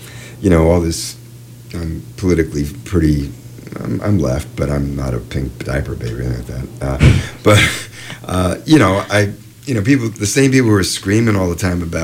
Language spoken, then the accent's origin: English; New York City, New York, United States; moved away; also born or lived in Champaign, Illinois; I'm from New York City, and was there for the glam rock era and the punk era.